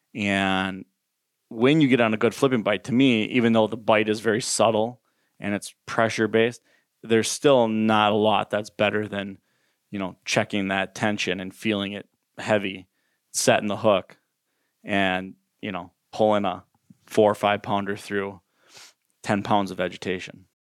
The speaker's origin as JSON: {"language": "English", "region": "Minnesota", "country": "United States", "tie": "born or raised there", "said": "I grew up fishing in Minnesota, natural lakes, and on the river"}